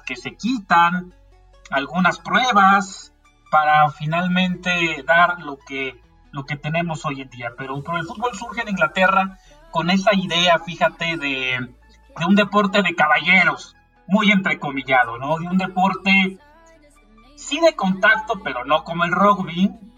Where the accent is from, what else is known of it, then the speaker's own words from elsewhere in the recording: Mexico; en México creo que no somos así